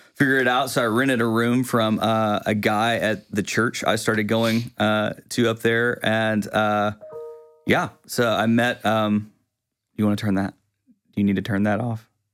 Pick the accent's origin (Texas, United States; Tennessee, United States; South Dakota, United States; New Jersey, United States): Texas, United States; Quitman; also born or lived in Tyler; now in Longview, United States; I grew up in Quitman